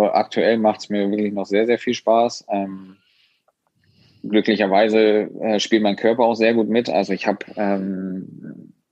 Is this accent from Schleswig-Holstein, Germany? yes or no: yes; Schleswig-Holstein, Germany; ich als Schleswig-Holsteiner und generell wir sind aus dem Norden